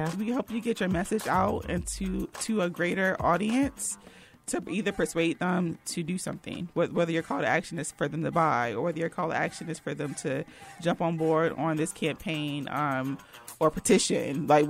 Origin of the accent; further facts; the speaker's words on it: New Jersey, United States; now in North Carolina, United States; So we talked about like us growing up in New Jersey and then moving to North Carolina